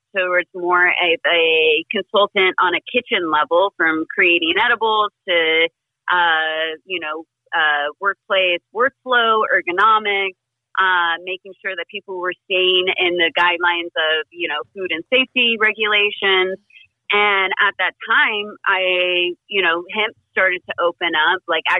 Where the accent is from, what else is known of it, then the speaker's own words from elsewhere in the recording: North Carolina, United States; moved away as an adult; also born or lived in Portland; now in California, United States; I'm originally from North Carolina. I grew up on the coast over there.